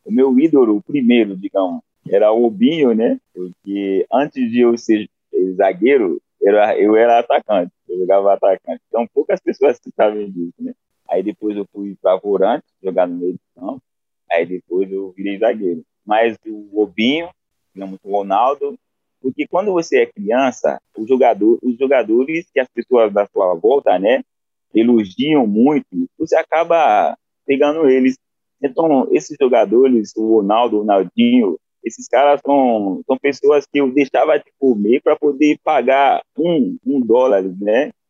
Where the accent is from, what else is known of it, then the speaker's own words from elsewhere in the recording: Haiti; Portuguese is a second language; a alegria que eu sinto e todos os haitianos sentem para poder pra ver um, uma postura dessa, né?